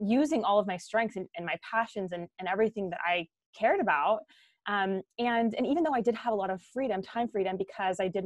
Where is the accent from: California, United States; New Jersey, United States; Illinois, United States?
California, United States; Orange County; moved away as an adult; now in Guatemala; I'm originally from Orange County, California, and I live with my husband, actually now in Guatemala